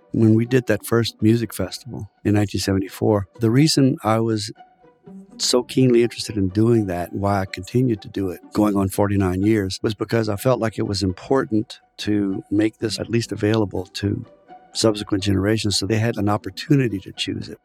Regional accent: South Louisiana, United States; also born or lived in Indiana / France; I was born here in South Louisiana in a French-speaking family

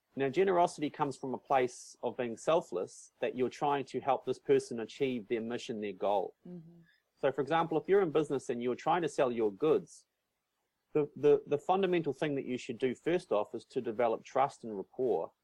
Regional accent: North Island of New Zealand, New Zealand; moved away; also born or lived in Christchurch, New Zealand / South Island, New Zealand; I moved from Christchurch up to the North Island of New Zealand, where I'm originally mm. from

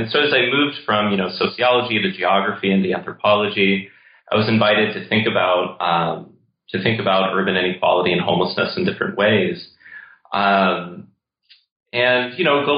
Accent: St. Louis, Missouri, United States; my childhood growing up in St. Louis

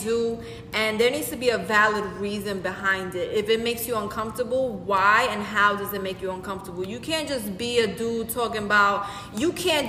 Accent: New York, United States; accent: New York; Oh my God, my New York accent.

